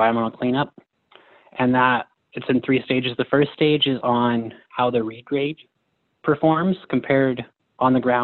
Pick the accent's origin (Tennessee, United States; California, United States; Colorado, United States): Colorado, United States; Cripple Creek; I'm from Cripple Creek, Colorado.